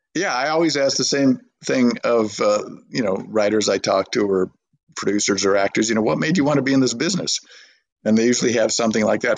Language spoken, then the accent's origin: English; Burbank, California, United States; I grew up in Burbank, California